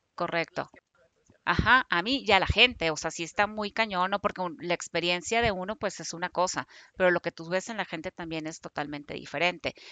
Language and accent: Spanish; Hermosillo, Sonora, Mexico; moved away as an adult; now in Guadalajara, Mexico; yo soy de Hermosillo, me vengo a trabajar aquí a Guadalajara, ya que salí de la carrera